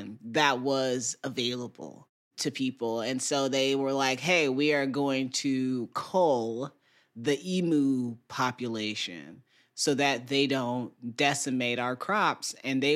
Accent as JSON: {"language": "English", "town": "Fort Wayne", "region": "Indiana", "country": "United States", "tie": "born or raised there", "said": "I'm from Fort Wayne"}